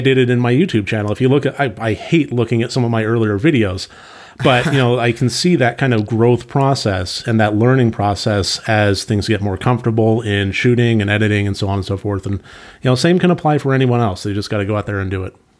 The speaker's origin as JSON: {"language": "English", "town": "San Diego", "region": "California", "country": "United States", "tie": "born or raised there", "said": "I grew up in San Diego"}